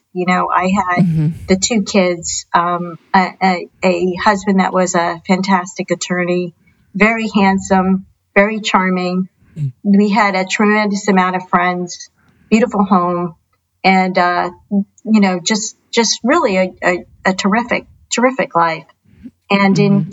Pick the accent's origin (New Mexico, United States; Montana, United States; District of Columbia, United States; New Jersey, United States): New Jersey, United States; moved away as an adult; I grew up in New Jersey